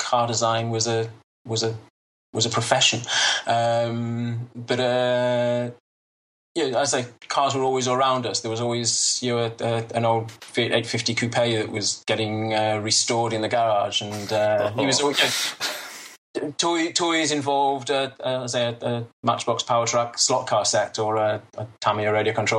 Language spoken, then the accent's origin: English; United Kingdom; moved away as an adult; now in Israel; I was born in Israel. I grew up in Britain, as you can probably hear.